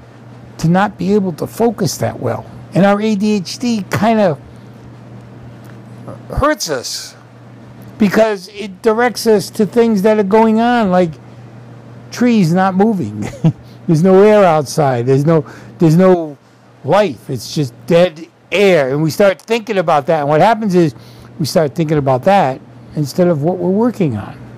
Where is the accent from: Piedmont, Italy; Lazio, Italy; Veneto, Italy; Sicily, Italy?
Sicily, Italy; moved away; when I was growing up in Sicily